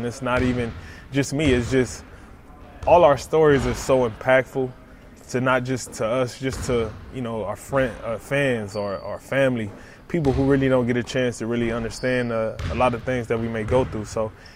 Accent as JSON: {"language": "English", "town": "Compton", "region": "California", "country": "United States", "tie": "born or raised there", "said": "being a kid growing up in Compton"}